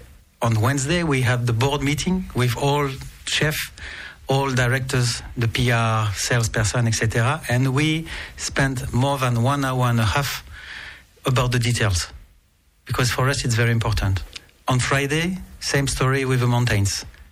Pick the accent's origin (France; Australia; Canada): France; Nice, Provence-Alpes-Côte d'Azur; Yes, I was born in Nice. And I'm the 10th generation of Niçois, and with a strong connection with Monaco.